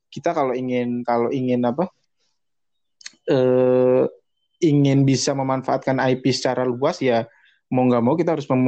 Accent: Java, Indonesia; Suasananya Jogja banget dan gue sebagai orang Jawa juga sangat terkoneksi dengan ceritanya.

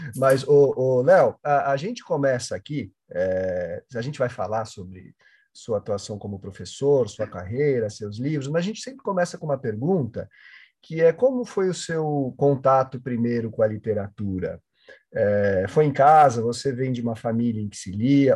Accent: São Paulo, Brazil; eu também nasci aqui na Zona Sul de São Paulo

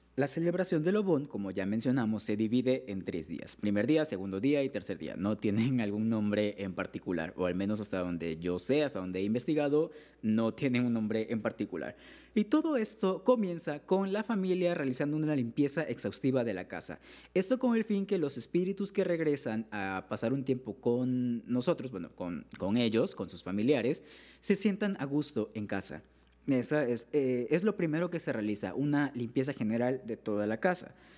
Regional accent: Mexico; soy de México

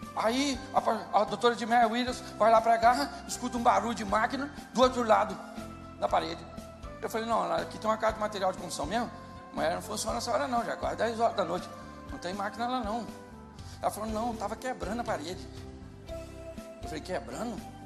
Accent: Rio de Janeiro, Brazil; Eu sou carioca

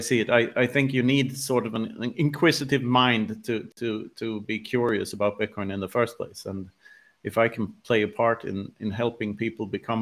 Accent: Sweden; growing up in Sweden in the 80s

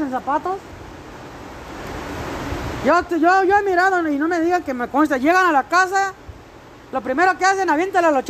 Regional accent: Querétaro, Mexico; Sí, no, mi corazón es 100% queretano. Como mi paisa, somos querétaros preciosos. Nosotros somos una tierra donde se hicieron pura preciosura

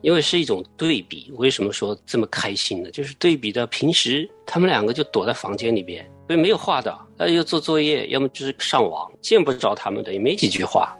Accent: southern China, China; moved away; 我从小我是在南方长大的

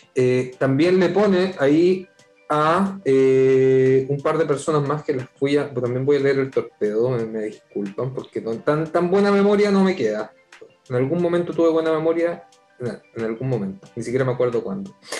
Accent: Viña del Mar, Valparaíso, Chile; also born or lived in Santiago; Yo nací en Santiago, dijémoslo claro, pero viví en Santiago hasta los siete años, así que no me puedo considerar santellino, pero me crié. Me crié en Viña

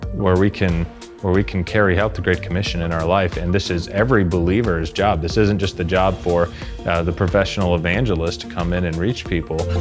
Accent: Arkansas, United States; in my hometown in Arkansas in the U S

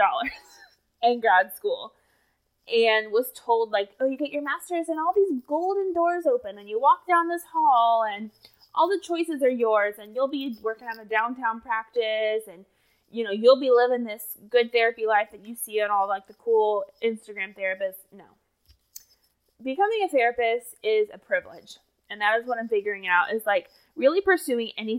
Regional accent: Indiana, United States; moved away as an adult; also born or lived in Tennessee; grew up in Indiana

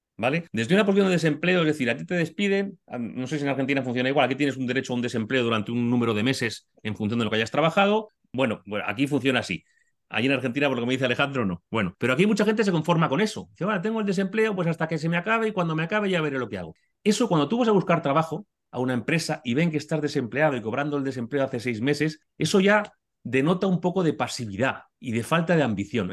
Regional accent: Madrid, Community of Madrid, Spain; soy español, soy madrileño, vivo en Madrid

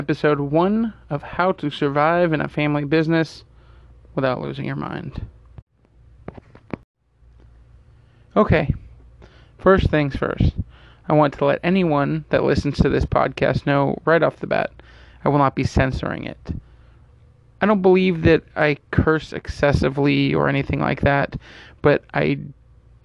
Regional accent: Fremont, California, United States; born or raised there; also born or lived in Pleasanton, California

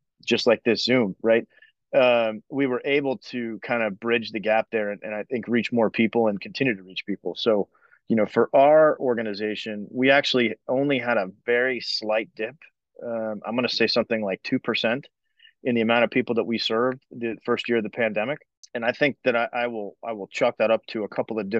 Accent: Orlando, Florida, United States; moved away as an adult; settled down back in Orlando where I grew up

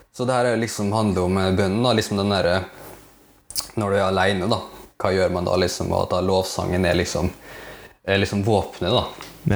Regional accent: Molde, Møre og Romsdal, Norway; also born or lived in Philippines; jeg er da 27 år, fra Molde. Mm. Opprinnelig fra Filippinene. Så lang historie, lang historie kort, da, så ble jeg adoptert når jeg var tre år. Mm. Så da har jeg vokst opp eh, i, i Norge

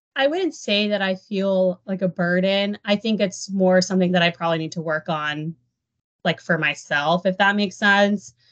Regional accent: Dallas, Texas, United States; moved away; I was born and raised in the Dallas area

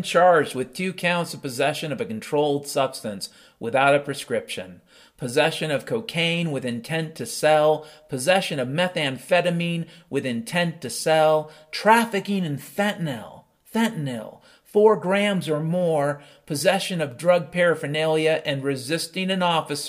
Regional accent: Pacific Northwest, United States; also born or lived in Seattle; I grew up in the Pacific Northwest. And my dad was a logger.

